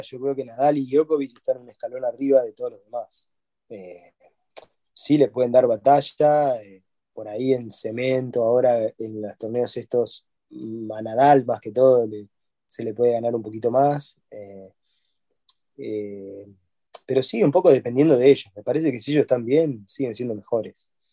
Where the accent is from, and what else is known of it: Argentina